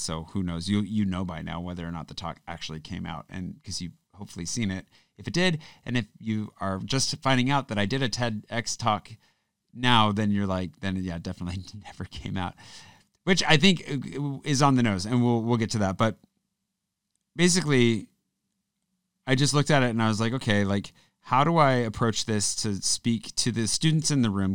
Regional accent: United States; moved away as an adult; now in France; growing up in the States

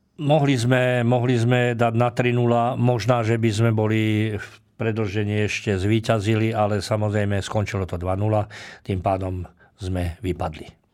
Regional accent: Trnava, Trnava Region, Slovakia; also born or lived in Handlová; ja som rodák z Trnavy, keď som mal 6 rokov, tak rodičia, otec, e, otec išiel robiť vychovávateľa do Banického učilišta Handlová

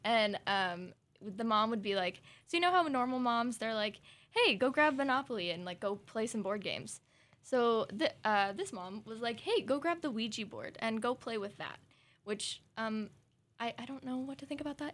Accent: Southern Oregon, United States; we're from Southern Oregon

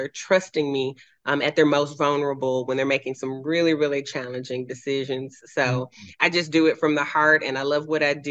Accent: Memphis, Tennessee, United States; moved away as an adult; also born or lived in Southern California; now in Franklin, United States; I grew up in what's called Fraser. It's close to Millington, but it's kind of wedged between North Memphis

